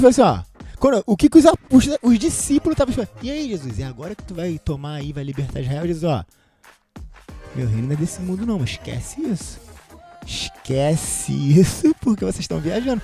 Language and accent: Portuguese; Brazil; como cidadãos brasileiros